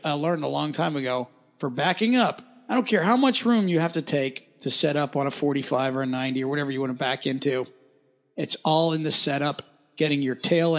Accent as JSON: {"language": "English", "region": "Pennsylvania", "country": "United States", "moved": "yes", "said": "I'm from Pennsylvania originally"}